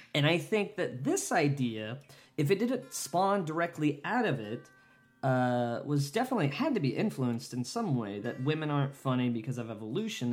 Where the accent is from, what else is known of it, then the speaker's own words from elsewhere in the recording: United States; my goddamn country